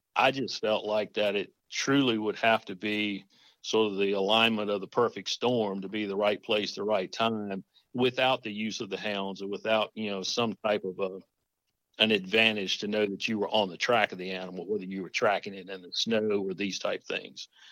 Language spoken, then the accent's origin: English; Nelson County, Central Virginia, United States; now in Yorktown, United States; I live in Tidewater, Virginia now. I actually reside in Yorktown, but I grew up in Central Virginia, uh, Nelson County.